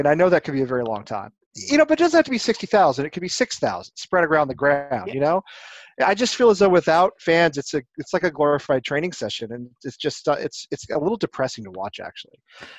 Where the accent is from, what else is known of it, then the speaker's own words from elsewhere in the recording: Dallas, Texas, United States; I grew up in Dallas, and we had a team in Dallas.